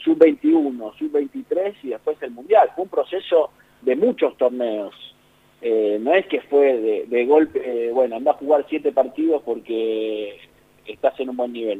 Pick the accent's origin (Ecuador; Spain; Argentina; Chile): Argentina